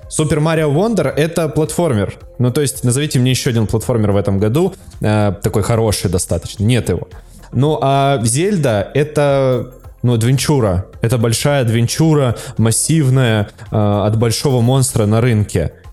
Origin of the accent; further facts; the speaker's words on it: Moscow, Russia; Я, москвич, я... москвич, да.